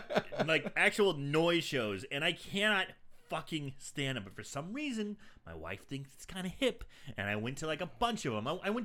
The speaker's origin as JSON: {"language": "English", "region": "Midwest", "country": "United States", "said": "Okay, we're from the Midwest, but we don't deal in corn. Soybeans, yes."}